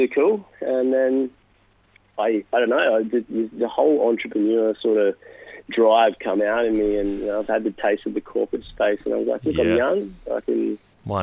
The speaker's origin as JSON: {"language": "English", "town": "Katherine", "region": "Northern Territory", "country": "Australia", "also_born_or_lived": "Wave Hill, Northern Territory / Hamilton, Victoria", "moved": "yes", "said": "I'm a young Indigenous fella from Katherine Northern Territory."}